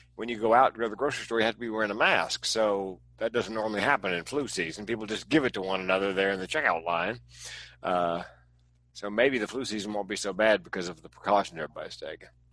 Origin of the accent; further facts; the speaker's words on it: East Coast, United States; now in West Coast, United States; I grew up on the East Coast and I live on the West Coast